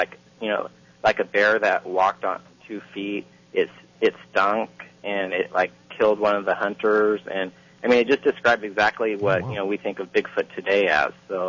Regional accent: Longview, Washington, United States; now in Los Angeles, United States; growing up in Longview

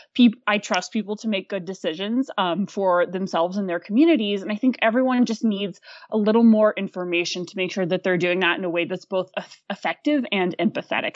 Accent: Fayetteville, Arkansas, United States; moved away; also born or lived in Aspen, Colorado; I'm originally from northern rural Arkansas, just outside of Fayetteville. Um, I grew up on a small apple orchard

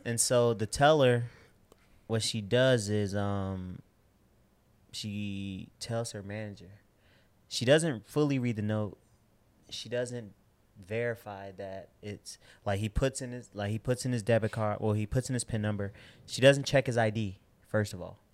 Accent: Chicago, Illinois, United States; I'm from South Side of Chicago

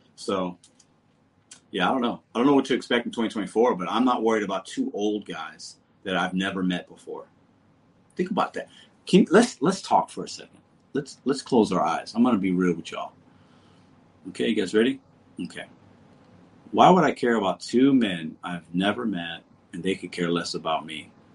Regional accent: St. Louis, Missouri, United States; I am from St. Louis.

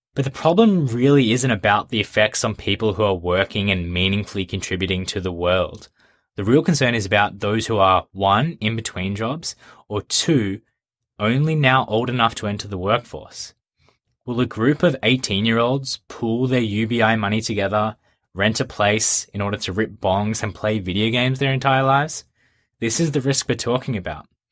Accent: Australia; my home country, Australia

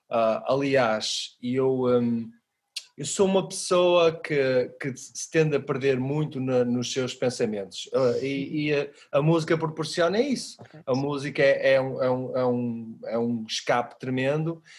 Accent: Porto, Norte, Portugal; Eu sou do Porto. És do Porto, pronto. Nascido, ah. nascido no, no, centro da cidade mesmo, na Sé.

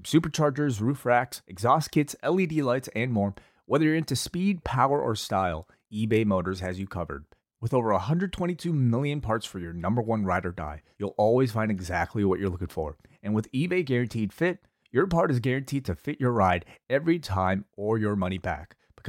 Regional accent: Canada; Didn't really celebrate. I'm Canadian.

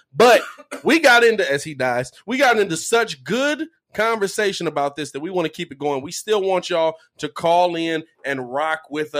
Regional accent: Illinois, United States; born or raised there

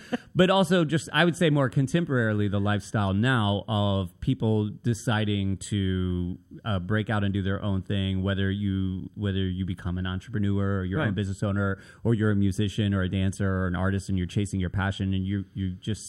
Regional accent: Nashville, Tennessee, United States; We started moving all the time, which is why I end up in Virginia Beach from Nashville. I'm originally from Nashville, right?

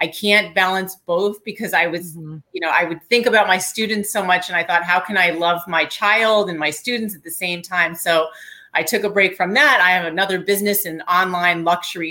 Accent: New York, United States; I'm a New Yorker

